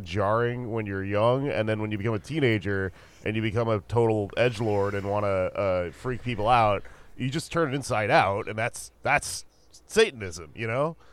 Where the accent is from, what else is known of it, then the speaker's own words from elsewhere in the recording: Texas, United States; I'm from Texas and I'm half Mexican